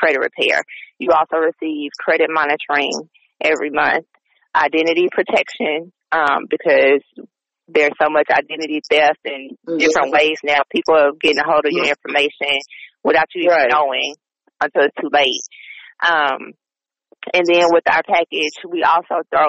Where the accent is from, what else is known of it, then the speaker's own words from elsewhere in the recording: the South, United States; I am from the South